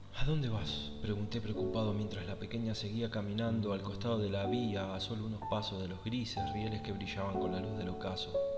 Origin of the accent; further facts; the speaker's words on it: Argentina; soy de Argentina